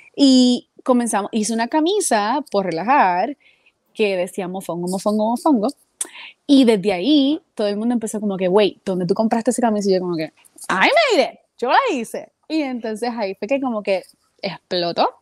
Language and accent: Spanish; Puerto Rico; now in United States; desde que nací en Puerto Rico